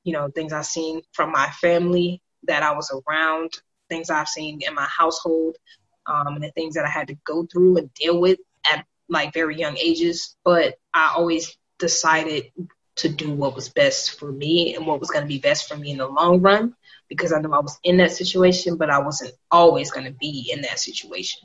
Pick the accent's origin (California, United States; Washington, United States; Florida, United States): Florida, United States; Miami; moved away as an adult; now in Fort Bragg, United States; I'm from Miami, Florida, originally